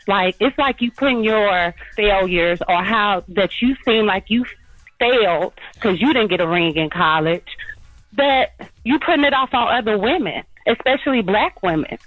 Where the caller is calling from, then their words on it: Houston, Texas, United States; I'm calling from Houston